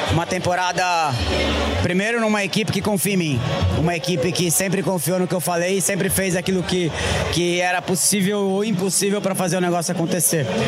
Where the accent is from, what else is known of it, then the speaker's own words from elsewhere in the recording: São Paulo, Brazil; Interlagos é um lugar onde eu cresci, um lugar onde eu passei a maior parte do tempo no cartódromo, quando eu era criança.